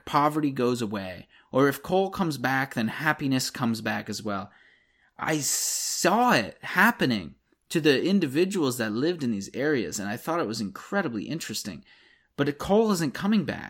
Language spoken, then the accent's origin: English; Shamokin, Pennsylvania, United States; also born or lived in Williamsport, Pennsylvania; As a child, I grew up in Shamokin, Pennsylvania